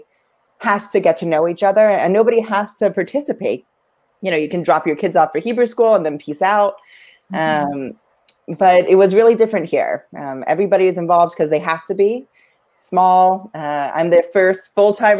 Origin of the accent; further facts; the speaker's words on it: Framingham, Massachusetts, United States; now in Melrose, United States; I grew up in Framingham.